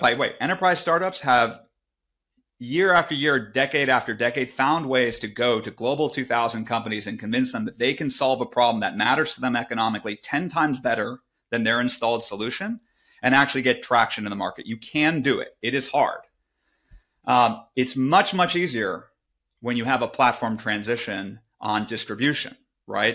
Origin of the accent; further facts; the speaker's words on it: Silicon Valley, California, United States; I grew up in Silicon Valley